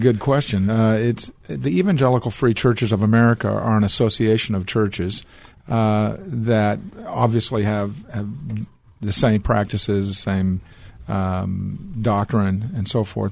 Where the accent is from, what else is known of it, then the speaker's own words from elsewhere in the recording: Portland, Oregon, United States; now in Texas, United States; I was born in Portland, Oregon